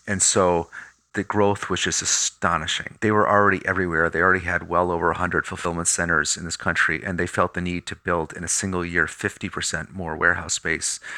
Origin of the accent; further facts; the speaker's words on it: Pittsfield, Massachusetts, United States; My hometown of Pittsfield, Mass